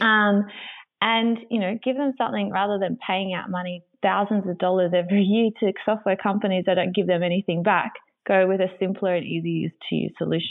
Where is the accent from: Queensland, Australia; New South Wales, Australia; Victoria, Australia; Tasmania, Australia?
New South Wales, Australia; Griffith; born or raised there; also born or lived in Sydney